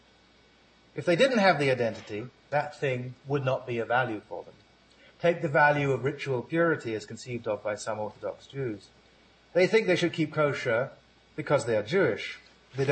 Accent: Ghana; my identity as a Ghanaian.

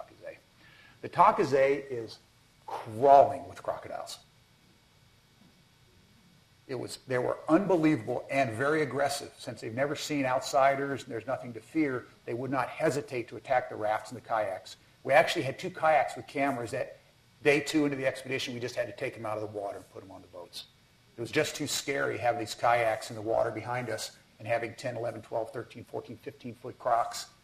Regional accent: Colorado, United States; I'm from Colorado.

